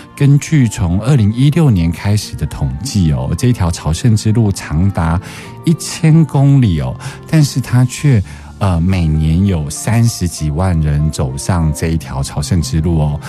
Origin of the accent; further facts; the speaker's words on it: Taiwan; 我有一颗从台湾带来的石头是代表妈妈